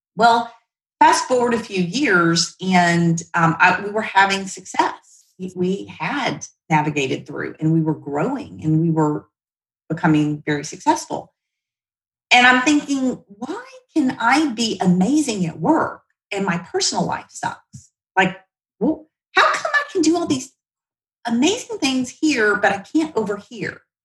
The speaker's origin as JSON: {"language": "English", "town": "Shreveport", "region": "Louisiana", "country": "United States", "tie": "born or raised there", "also_born_or_lived": "Oklahoma City", "moved": "as an adult", "said": "grew up again in the South"}